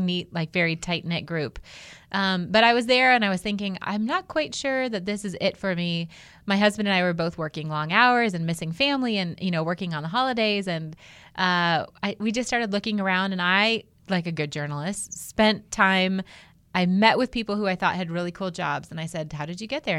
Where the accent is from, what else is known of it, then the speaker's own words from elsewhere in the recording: Outside of Cleveland, Ohio, United States; moved away; I was grew up in Ohio, though I'm a Midwest girl at heart